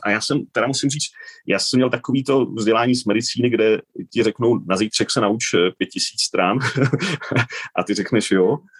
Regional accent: Czechia; also born or lived in Spain; now in Switzerland; jsem Čech

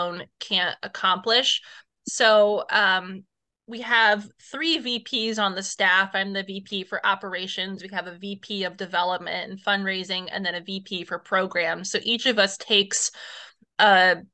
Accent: Northeast Indiana, United States; I'm from the Northeast Indiana area.

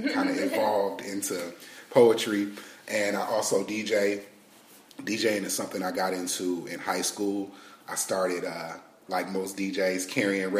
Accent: Detroit, Michigan, United States; now in Texas, United States; I'm originally from Detroit, Michigan

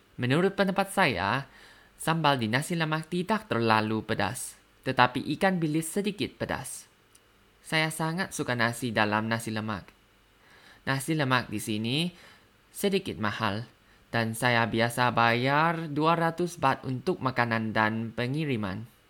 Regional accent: Thailand; Indonesian is a second language; dari Thailand

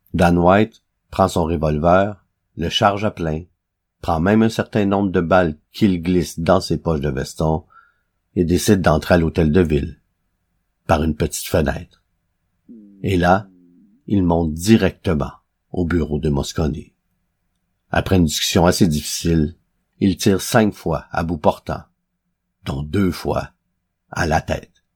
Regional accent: Quebec, Canada; ici, chez nous, au Québec

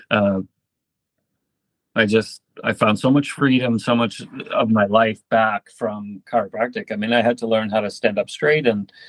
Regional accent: northern Maine, United States; also born or lived in California; I'm actually from Maine

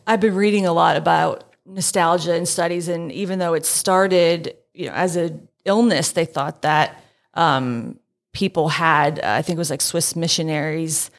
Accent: Allentown, Pennsylvania, United States; a wistful exploration of my hometown's enduring attachment to Hess's department store

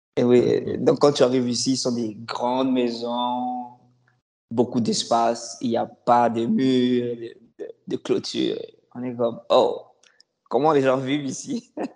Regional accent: Kinshasa, DR Congo; moved away as an adult; now in Canada; Je suis d'origine congolaise, République démocratique du Congo

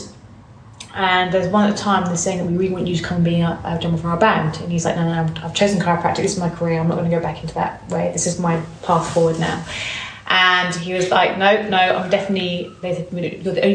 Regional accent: United Kingdom; also born or lived in Bournemouth; I grew up and lived in west side of London, so sort of Buckinghamshire way

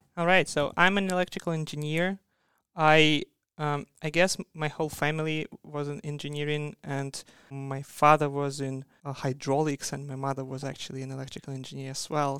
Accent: Siberia, Russia; moved away as an adult; also born or lived in Magdeburg, Germany; now in Australia; I'm from Siberia. That's a, a cold place that's in the middle of Russia

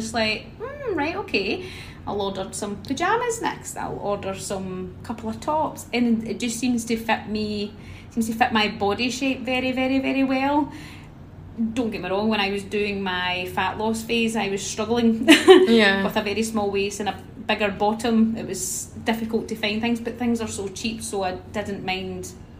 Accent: Scotland, United Kingdom; I'm 34 years old, and I'm from Scotland.

